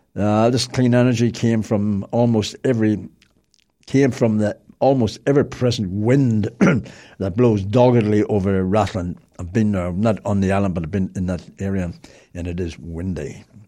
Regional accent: Belfast, Northern Ireland, United Kingdom; I was born and bred in Belfast

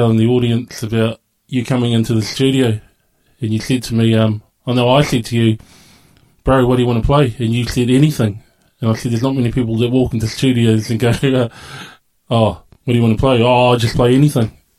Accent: Dunedin, Otago, New Zealand; also born or lived in Invercargill, New Zealand; our family moved to here in Dunedin, Otipoti, in the early 80s

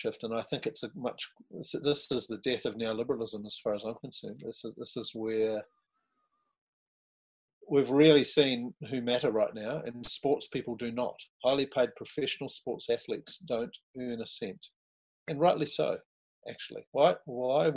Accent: New Zealand; As a New Zealander

